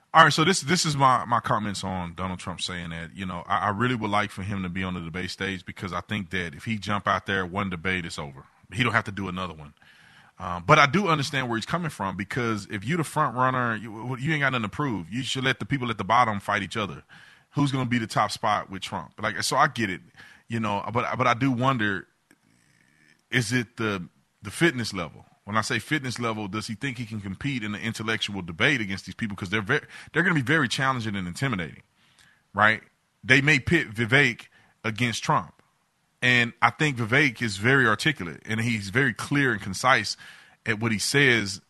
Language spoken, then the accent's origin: English; United States; I'm an American